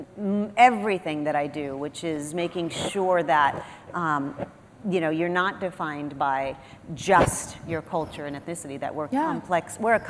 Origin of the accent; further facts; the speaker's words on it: Texas, United States; I'm Texan. I'm a Texican. Because I'm Mexican-American. I'm ninth generation Mexican-American. My family came to New Spain in 1603. We are on the same land as that Spanish land grant today.